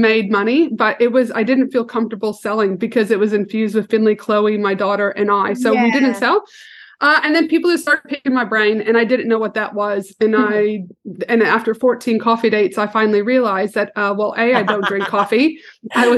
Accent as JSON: {"language": "English", "country": "Canada", "said": "I'm a proud Canadian. Don't think I'm American."}